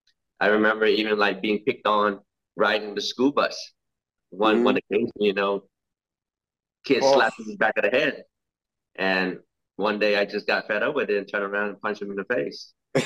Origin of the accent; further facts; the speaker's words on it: Cary, North Carolina, United States; Well, as you know, a lot of people were new to America, you know, so there was not many Lao people around, and having to deal with like racism, bullying, all this kind of stuff.